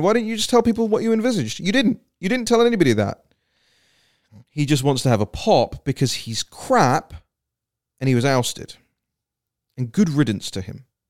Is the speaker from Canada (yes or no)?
no; United Kingdom; I, as a Brit